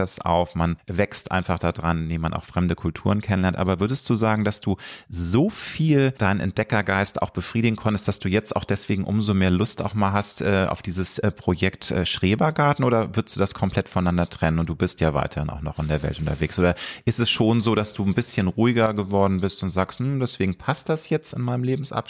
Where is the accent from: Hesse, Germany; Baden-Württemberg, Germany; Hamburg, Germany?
Hamburg, Germany; weil ich bin ja ein Hamburger ähm, nicht waschecht